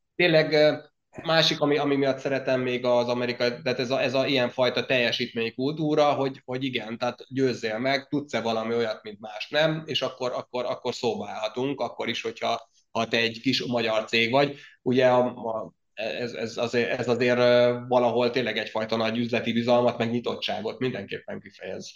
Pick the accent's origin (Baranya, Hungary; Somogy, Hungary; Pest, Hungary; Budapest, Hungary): Somogy, Hungary; Zselic; accent: Zselic; ez a csodálatos zselici kiejtésem azért érezhető máig is